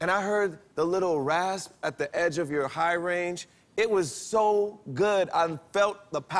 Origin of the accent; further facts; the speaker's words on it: Kernersville, North Carolina, United States; I'm 21 years old, and I'm from Kernersville, North Carolina.